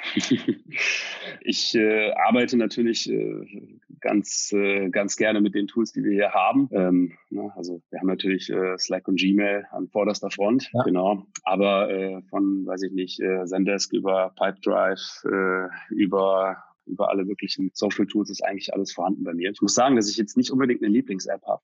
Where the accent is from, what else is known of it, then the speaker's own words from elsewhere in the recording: North Rhine-Westphalia, Germany; now in Berlin, Germany; komme aus Deutschland, gebürtig vom Niederrhein, also in der Nähe von der holländischen Grenze